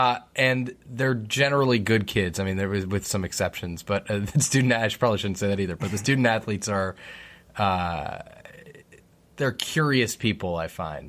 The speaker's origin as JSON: {"language": "English", "region": "Connecticut", "country": "United States", "tie": "born or raised there", "said": "So I grew up in Connecticut, outside New York City."}